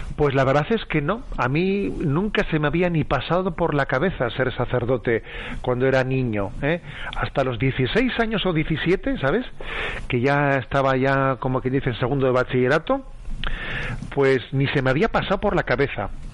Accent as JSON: {"language": "Spanish", "town": "San Sebastián", "region": "Basque Country", "country": "Spain", "said": "soy de San Sebastián y entonces tengo, la familia conmigo"}